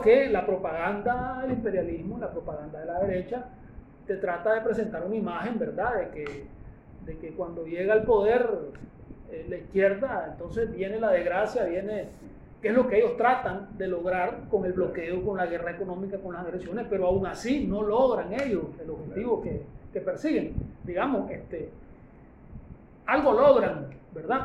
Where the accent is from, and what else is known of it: Nicaragua